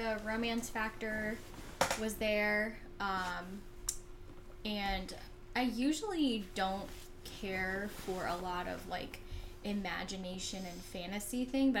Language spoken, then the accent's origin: English; Florida, United States; where are you from? I said, Florida.